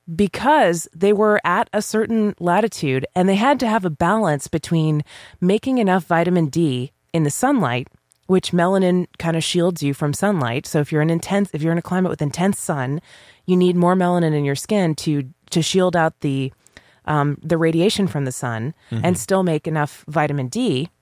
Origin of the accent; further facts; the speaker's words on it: Ireland; But if me as an Irish person who never tans, always burns, don't have that gene